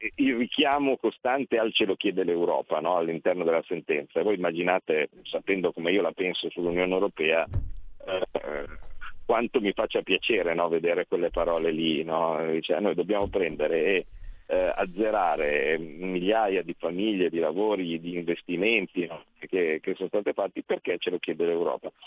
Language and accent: Italian; Como, Lombardy, Italy; vengo da Como